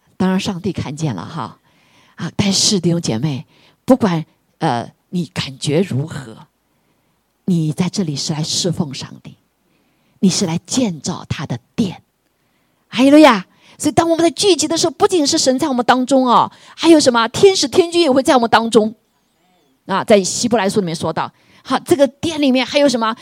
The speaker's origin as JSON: {"language": "Chinese", "country": "China", "said": "我们中国人为什么这么大的人口"}